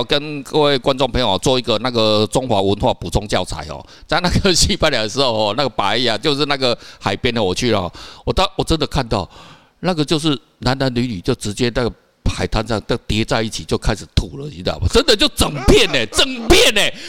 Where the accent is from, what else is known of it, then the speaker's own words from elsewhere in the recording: Kaohsiung, Taiwan; 我们像我是高雄人，然后奇怪，有些人，哎，他为什么头发是红色？